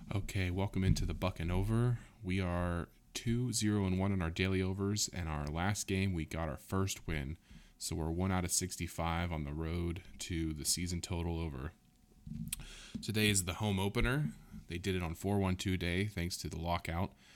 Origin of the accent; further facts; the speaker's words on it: Southwest Ohio, United States; growing up in Southwest Ohio